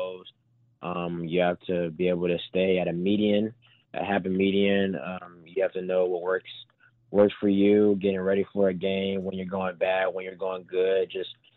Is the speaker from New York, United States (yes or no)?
no; Atlanta, Georgia, United States; I'm from Atlanta